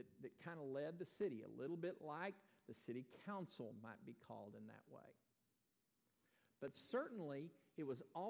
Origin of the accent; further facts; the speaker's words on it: Texas, United States; also born or lived in Iowa; I'm a Texan, and that defines who I am. I wasn't born here, but I have grabbed that nomenclature for my own life. I got here about 15 months old.